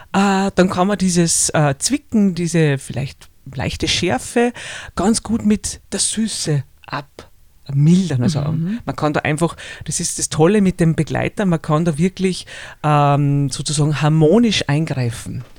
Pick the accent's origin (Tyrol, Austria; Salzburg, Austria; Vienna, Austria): Salzburg, Austria; Salzburger Flachgau, Austria; ich bin in einer Heumilchkäserei aufgewachsen im Salzburger Flachgau